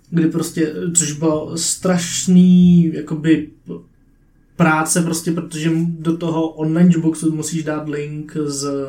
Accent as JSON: {"language": "Czech", "country": "Czechia", "said": "já jsem Čech"}